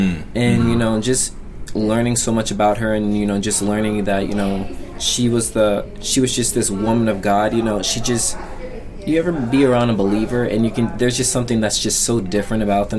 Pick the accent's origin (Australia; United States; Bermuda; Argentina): United States; Colorado; born there; So I was born in Colorado, and we went back out there when I was in middle school.